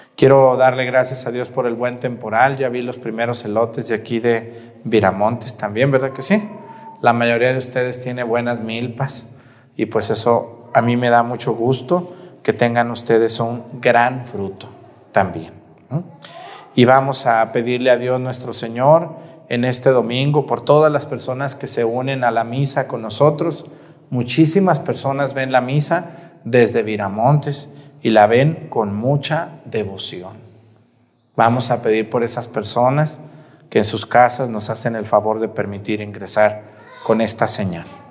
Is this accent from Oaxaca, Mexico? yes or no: no; Mexticacán, Jalisco, Mexico; moved away; fiesta de mi pueblo Mestigacán